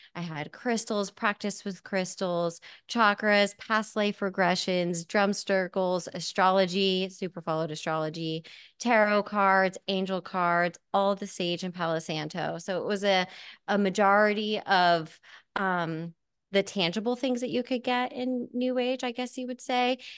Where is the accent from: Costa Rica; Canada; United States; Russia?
United States; Hamburg, Pennsylvania; I am from Hamburg, Pennsylvania